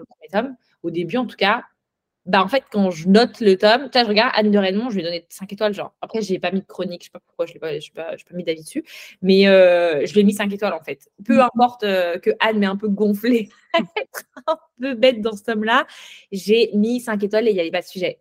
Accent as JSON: {"language": "French", "country": "France", "said": "en tant que Française de France"}